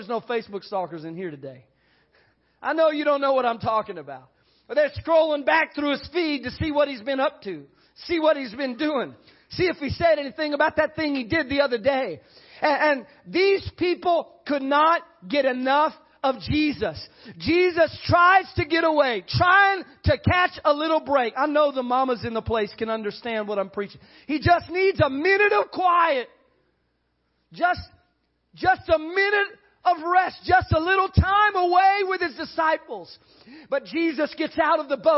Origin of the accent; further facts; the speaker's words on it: San Antonio, Texas, United States; growing up in San Antonio